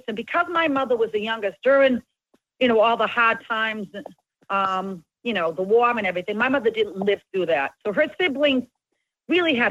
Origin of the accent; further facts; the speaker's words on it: Boston, Massachusetts, United States; We grew up in Little Italy